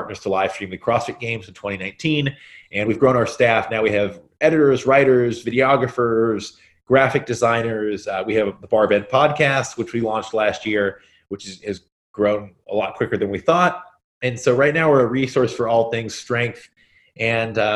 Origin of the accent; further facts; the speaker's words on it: Central Kentucky, United States; also born or lived in Brooklyn, New York; now in New York City, United States; I was born and raised in Kentucky, Central Kentucky to be specific.